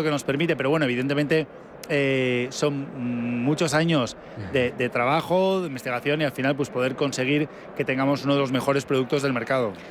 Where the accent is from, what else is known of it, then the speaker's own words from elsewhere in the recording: Basque Country, Spain; Encantados de que la gente venga a conocernos y además, como vascos que somos, también damos bien de comer.